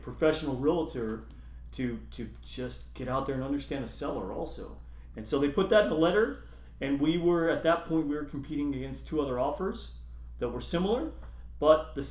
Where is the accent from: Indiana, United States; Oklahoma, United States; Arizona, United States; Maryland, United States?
Arizona, United States; Phoenix; now in Oceanside, United States; I grew up in Phoenix too